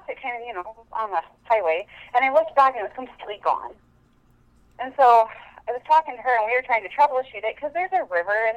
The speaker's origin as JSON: {"language": "English", "region": "Montana", "country": "United States", "said": "I'm from Montana. And I actually live kind of in the eastern part of the state"}